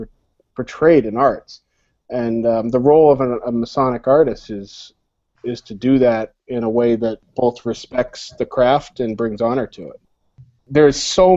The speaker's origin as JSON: {"language": "English", "town": "Concord", "region": "Massachusetts", "country": "United States", "tie": "born or raised there", "said": "I grew up in Concord, Massachusetts"}